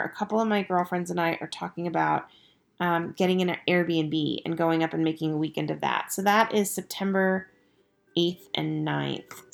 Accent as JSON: {"language": "English", "town": "Estes Park", "region": "Colorado", "country": "United States", "tie": "born or raised there", "said": "my hometown"}